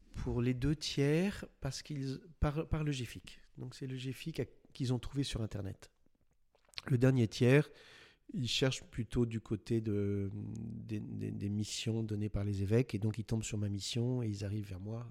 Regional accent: Paris, Île-de-France, France; J'ai 62 ans, je suis parisien

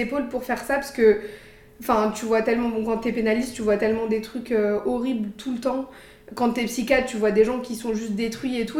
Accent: Paris, Île-de-France, France; moved away as an adult; also born or lived in Luxembourg; now in San Francisco, United States; je suis née, j'ai grandi à Paris, j'ai fait mes études là-bas.

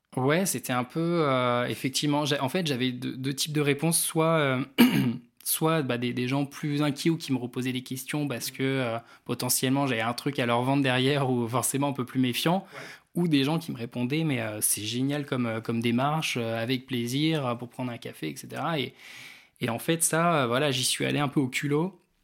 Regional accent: Réunion; moved away as an adult; now in Rennes, France; je venais de la Réunion à la base

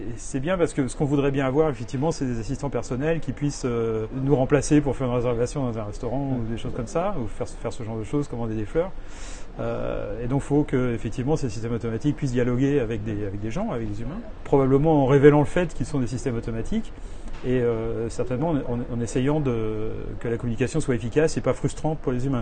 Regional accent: France; moved away as an adult; now in New York, United States; je suis français, euh, je, suis, je vis aux États-Unis depuis 30 ans.

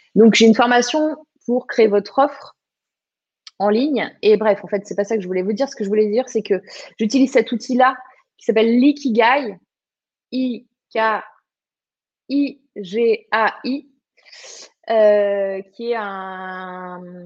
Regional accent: Var, Provence-Alpes-Côte d'Azur, France; moved away; also born or lived in Morbihan; je suis du sud, du vrai sud. Je suis du Var à la base

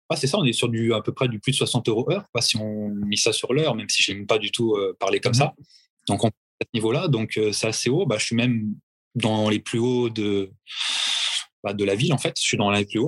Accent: France; now in Orléans, France; en tant que Français

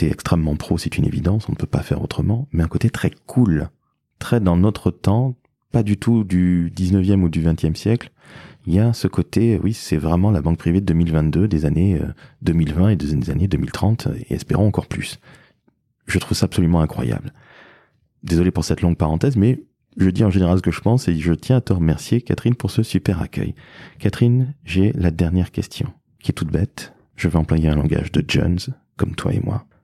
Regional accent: Toulouse, Occitania, France; Et oui, forcément, je suis originaire de Toulouse.

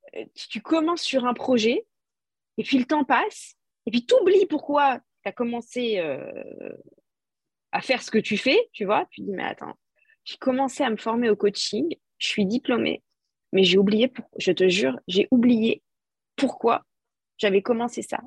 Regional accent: France; je suis française

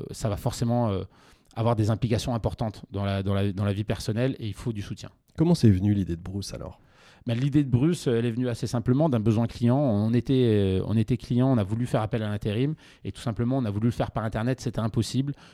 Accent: Montpellier, Occitania, France; also born or lived in Lyon; Alors moi je suis montpelliérain à la base. Et j'ai fait une partie de mes études à Lyon, tout à fait.

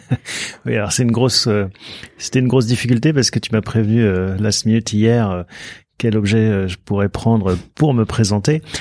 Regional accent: Soisy-sur-Seine, Île-de-France, France; also born or lived in Paris; mes parents ont déménagé en banlieue parisienne, dans un village qui s'appelle Soisy-sur-Seine. C'est entre Évry et Corbeil. Et donc, bah, j'ai grandi là jusqu'à... Euh, jusqu'au bac

